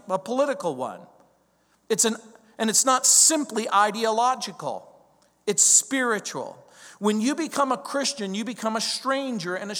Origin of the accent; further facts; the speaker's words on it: Mojave Desert, California, United States; I grew up in the Mojave Desert. The Mojave Desert is that stretch of desert between San Bernardino and Las Vegas, Nevada.